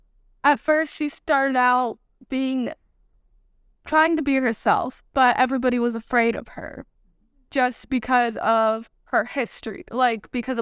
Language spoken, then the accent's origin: English; New York, United States; born there; also born or lived in Germany / Texas / Oklahoma; Okay, I was born in New York. We moved around a lot, so I moved to Germany, I've been to Texas back and forth, I've been to Oklahoma.